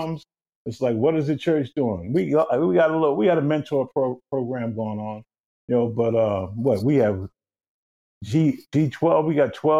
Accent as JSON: {"language": "English", "town": "New York City", "region": "New York", "country": "United States", "tie": "born or raised there", "said": "growing up in East New York, Brooklyn, back in the 60s, 70s"}